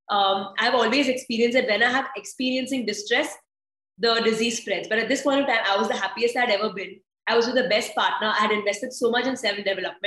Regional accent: India; I am Indian

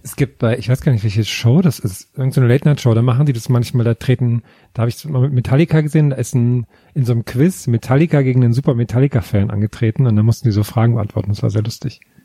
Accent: Tambach-Dietharz, Thuringia, Germany; Tamachdidatz, meine Heimat

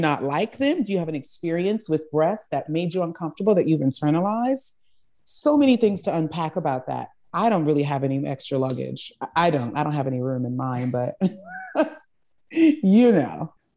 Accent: Charleston, South Carolina, United States; I grew up in the South. I grew up in Charleston, South Carolina. In fact, I actually grew up in a rural community, um, called Johns Island

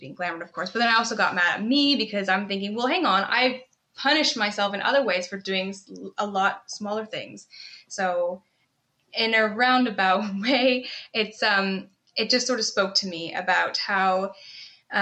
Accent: Canada; now in United Kingdom; I'm Canadian

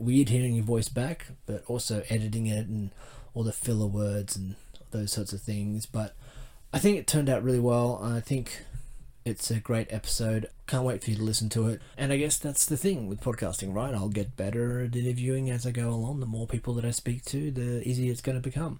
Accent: Australia; accent: Australian; My Australian accent

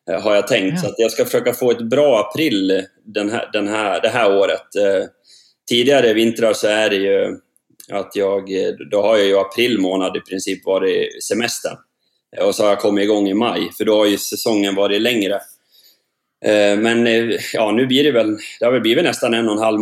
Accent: Sogmyra, Norway; Ja, det er hjemme i Sogmyra, Eh, der jeg er oppvokst. Og jeg har bygd et nytt hus her.

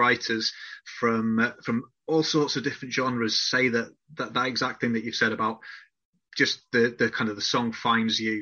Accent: Whitby, Yorkshire and the Humber, United Kingdom; where I grew up in Whitby.

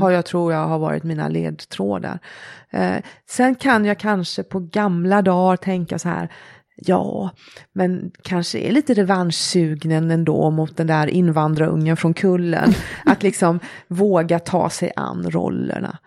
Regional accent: Sweden; vara född och uppvuxen i Sverige

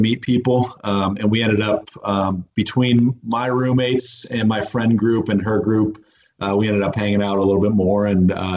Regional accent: Indiana, United States; moved away; growing up in Indiana

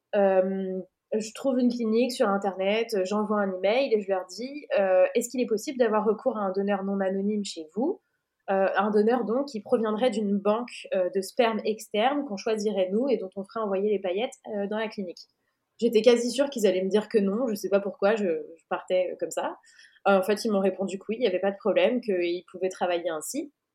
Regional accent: France; moved away as an adult; now in Portugal; On est française, mais on est expat euh, dans ce chouette pays

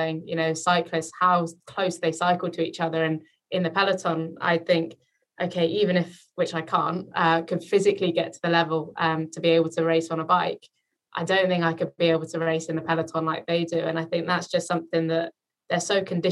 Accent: Isle of Man; I grew up in the Isle of Man

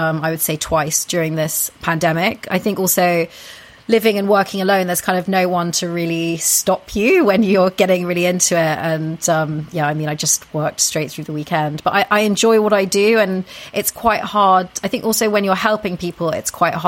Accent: United Kingdom; being very British myself

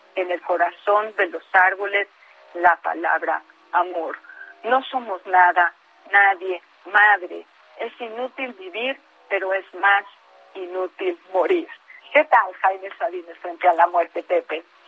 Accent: Mexico; Como mexicanos

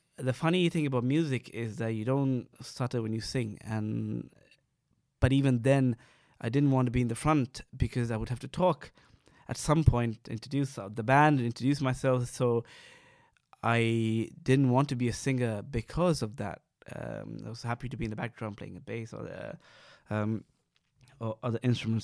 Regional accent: Sri Lanka; moved away; growing up in Sri Lanka

